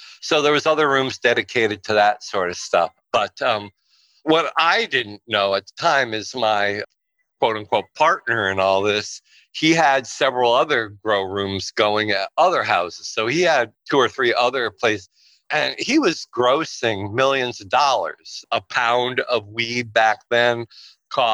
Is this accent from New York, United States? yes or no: yes; Pawling, New York, United States; moved away as an adult; also born or lived in Los Angeles, California; New York is where I grew up in Pawling, and I moved back there